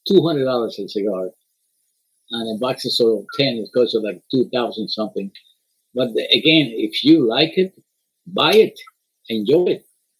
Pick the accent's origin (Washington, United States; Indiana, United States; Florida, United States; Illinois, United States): Florida, United States; Miami; It was a nice name. We're from Miami.